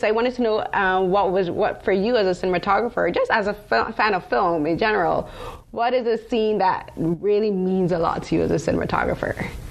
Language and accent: English; Barbados; now in Toronto, Canada; I'm from Barbados